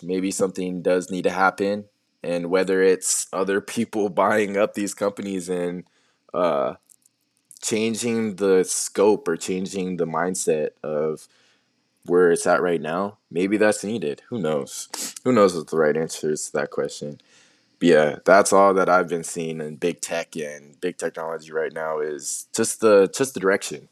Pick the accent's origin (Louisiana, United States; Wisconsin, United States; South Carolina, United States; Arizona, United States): Arizona, United States; Tucson; I was born in Tucson